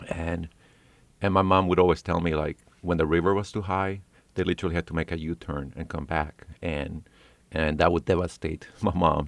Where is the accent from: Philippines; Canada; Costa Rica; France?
France; Paris, Île-de-France; also born or lived in New York City / California; now in North Carolina, United States; I was born in Paris, France.